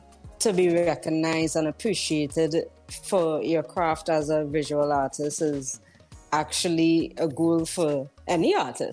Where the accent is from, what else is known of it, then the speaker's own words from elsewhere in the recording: Trinidad & Tobago; moved away; I am originally from Trinidad and Tobago.